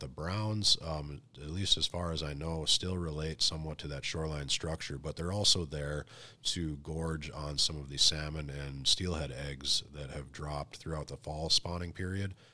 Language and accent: English; North Dakota, United States; moved away; I'm originally from North Dakota